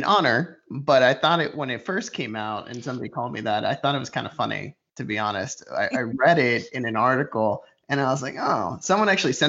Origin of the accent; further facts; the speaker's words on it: Puerto Rico; I grew up in Puerto Rico